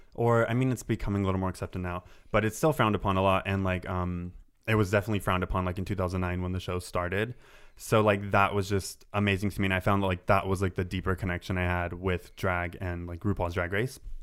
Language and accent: English; Santa Barbara, California, United States; I grew up in Santa Barbara.